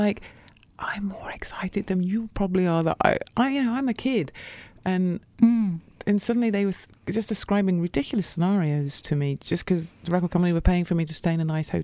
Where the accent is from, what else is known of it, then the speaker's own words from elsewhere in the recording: Coventry, West Midlands, United Kingdom; moved away; also born or lived in Birmingham; growing up in Coventry